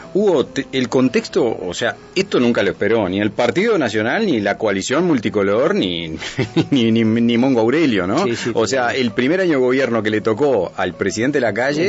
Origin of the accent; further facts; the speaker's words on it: Uruguay; todos somos uruguayos